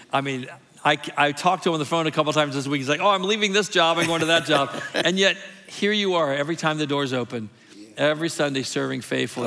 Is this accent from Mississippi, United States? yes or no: yes; Mississippi, United States; moved away; That's where I was born. I guess I'm the only Mississippi boy, too